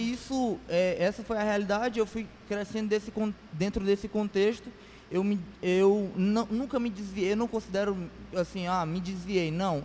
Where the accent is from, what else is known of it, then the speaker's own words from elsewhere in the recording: Fortaleza, Ceará, Brazil; Isso aqui em Fortaleza, lá, lá onde eu nasci, na Barra do Ceará